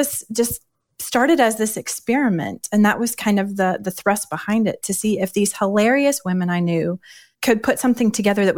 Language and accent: English; Birmingham, Alabama, United States; I'm the wife of David. And we're from Birmingham, Alabama.